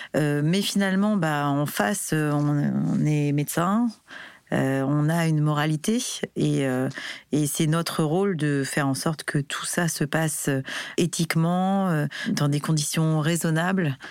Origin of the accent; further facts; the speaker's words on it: France; en tant que Français